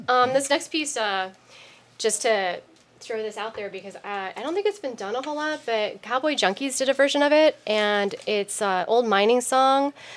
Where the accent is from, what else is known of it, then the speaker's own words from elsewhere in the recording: New York, United States; moved away; also born or lived in Chicago / San Francisco; I grew up for about 20 years in New York